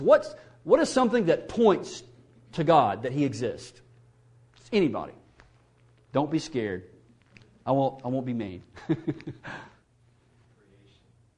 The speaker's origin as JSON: {"language": "English", "region": "Mississippi", "country": "United States", "tie": "born or raised there", "said": "I grew up in the South. I'm from Mississippi, so you can't get any further south than where I'm from"}